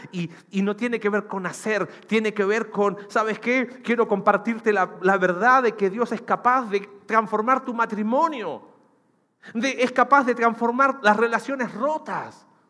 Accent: Chile; now in Mexico; mi país, en Chile

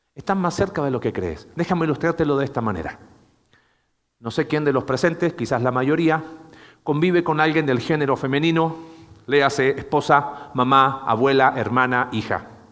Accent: Chile

